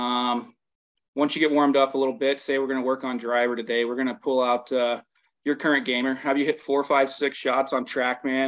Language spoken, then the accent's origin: English; the South, United States; also born or lived in Minnesota; I'm being from the South